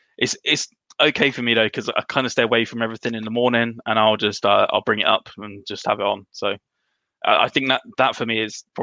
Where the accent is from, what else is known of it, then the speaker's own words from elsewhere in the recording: United Kingdom; being Brits